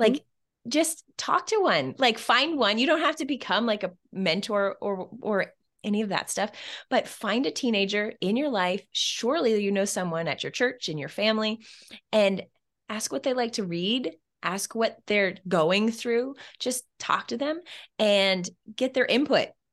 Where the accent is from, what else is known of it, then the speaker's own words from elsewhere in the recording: Canada; where I'm Canadian